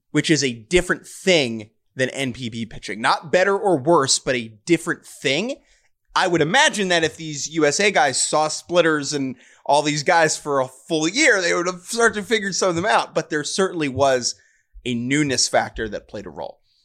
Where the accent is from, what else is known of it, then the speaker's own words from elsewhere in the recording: New York, United States; a New Yorker